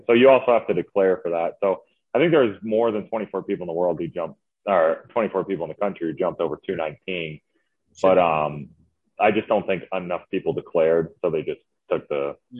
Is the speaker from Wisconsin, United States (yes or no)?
yes; Green Lake, Wisconsin, United States; moved away as an adult; So I'm actually from Wisconsin, born and raised in Wisconsin, a small town called Green Lake, Wisconsin. It's actually the deepest lake in Wisconsin. Fun fact. Right. So yeah, I had 900 people in my town.